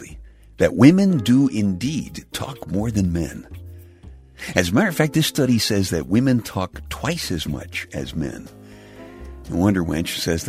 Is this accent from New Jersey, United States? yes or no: no; New York City, New York, United States; When I was a kid growing up in Brooklyn